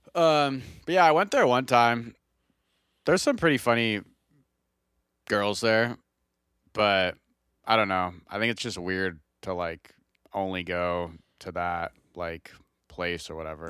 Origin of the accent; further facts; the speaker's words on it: Redmond, Washington, United States; I'm from Redmond.